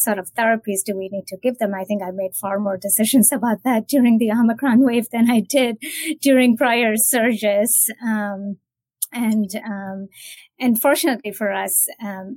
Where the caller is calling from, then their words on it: Boston, Massachusetts, United States; I'm calling from Massachusetts. I live and work in Boston